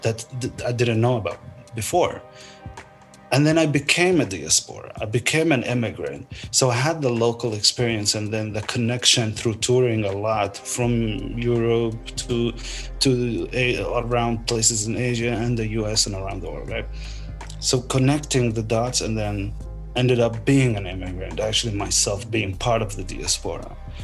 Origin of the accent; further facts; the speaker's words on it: Palestine; moved away as an adult; like I was born in Palestine, I was there till I was 30 years old.